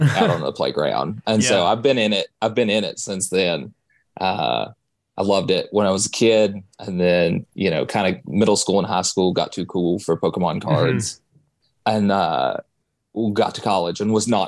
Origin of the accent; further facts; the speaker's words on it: Morristown, Tennessee, United States; also born or lived in Knoxville, Tennessee; now in Memphis, United States; Knoxville, I lived there for 10 years. I'm originally from Morristown